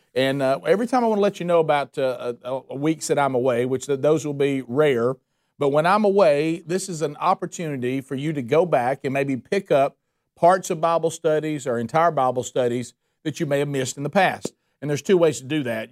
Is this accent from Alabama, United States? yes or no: yes; Calhoun County, Alabama, United States; I'm from Calhoun County, Alabama